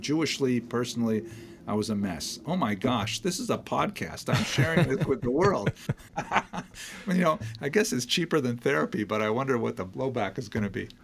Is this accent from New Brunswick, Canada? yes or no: no; Iroquois Falls, Ontario, Canada; When I was first growing up in Iroquois Falls